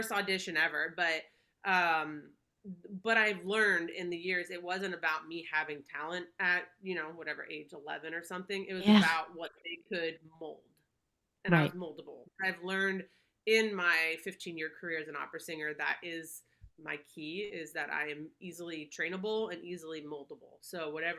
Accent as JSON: {"language": "English", "town": "Palm Beach", "region": "Florida", "country": "United States", "tie": "born or raised there", "moved": "as an adult", "said": "born and raised in Palm Beach, Florida. You know, I lived there for probably about 24 years"}